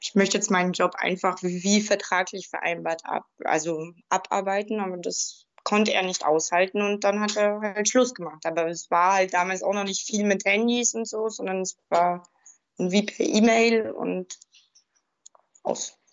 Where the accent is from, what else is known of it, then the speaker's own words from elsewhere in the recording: Bavaria, Germany; Ich bin ja auch aus dem Bayernland